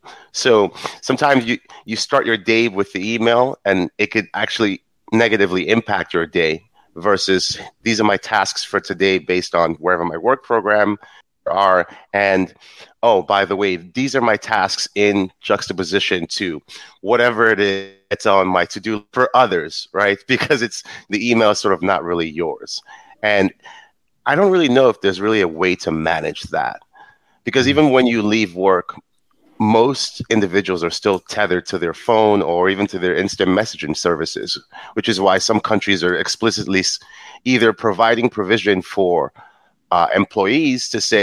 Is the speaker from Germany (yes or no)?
no; New York, United States; being of African descent, I'm a Nigerian from New York